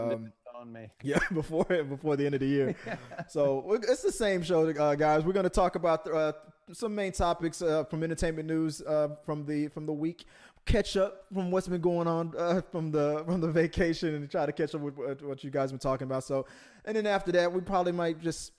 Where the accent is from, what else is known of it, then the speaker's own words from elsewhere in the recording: Houston, Texas, United States; accent: Southern; I'm from the south side of Houston. It changes. I know I talk differently around family members than I do sometimes when I do my friends, and I don't notice it until I'm with my family.